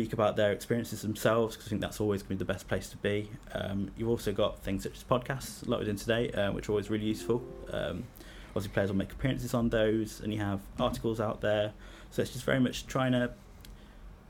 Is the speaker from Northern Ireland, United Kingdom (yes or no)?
no; Leicester, East Midlands, United Kingdom; I'm from Leicester myself